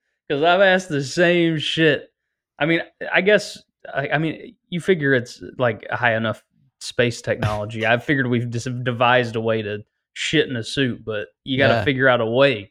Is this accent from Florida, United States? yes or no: yes; Florida, United States; I'm from Florida. It's fucking hot. It is very, very, very, very hot.